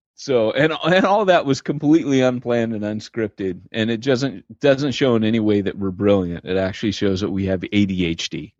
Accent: United States; moved away as an adult; also born or lived in Britain; I had a celebrity mentality as an American pastor.

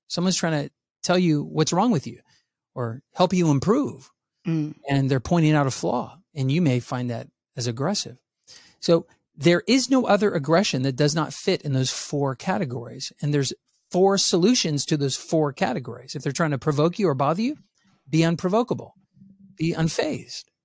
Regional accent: San Antonio, Texas, United States; I grew up in San Antonio, Texas, where I was a minority

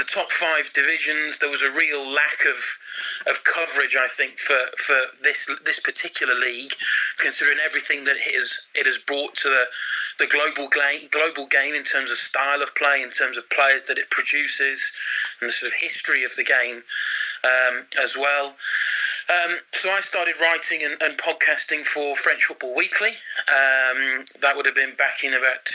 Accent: United Kingdom; as a Brit

